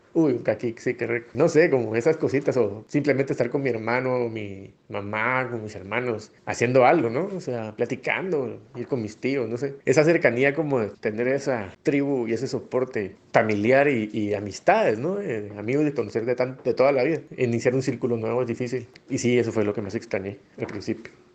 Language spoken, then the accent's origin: Spanish; Flores, Petén, Guatemala; moved away as an adult; now in Heredia, Costa Rica; soy de Flores Petén, Guatemala. Ahora vivo en Costa Rica, en Heredia específicamente.